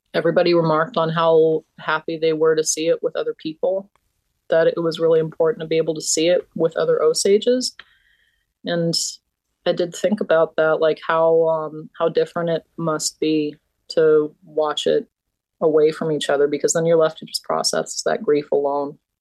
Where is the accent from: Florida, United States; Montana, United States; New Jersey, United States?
Montana, United States; Blackfeet Nation; growing up in Blackfeet Nation